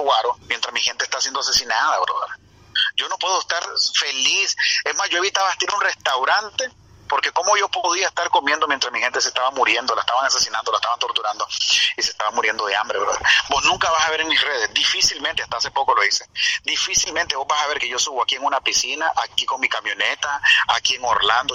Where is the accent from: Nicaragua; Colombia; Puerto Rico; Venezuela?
Nicaragua; Managua; born or raised there; moved away as an adult; also born or lived in Costa Rica; now in United States